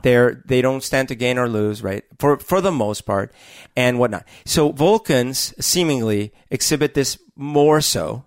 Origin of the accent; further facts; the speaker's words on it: Colombia; now in United States; I grew up in Columbia during a very t-, turbulent time, the, the eighties